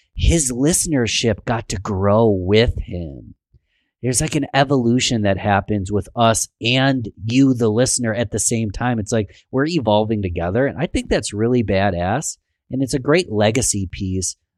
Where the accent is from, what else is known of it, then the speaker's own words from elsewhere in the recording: Rochester, New York, United States; born and raised in Rochester, New York, love my city